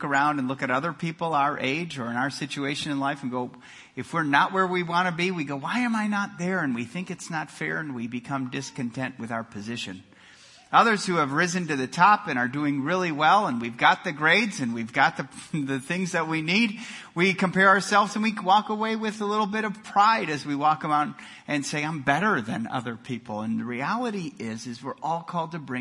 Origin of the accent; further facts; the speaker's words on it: Milwaukee, Wisconsin, United States; moved away; I grew up in Milwaukee, Wisconsin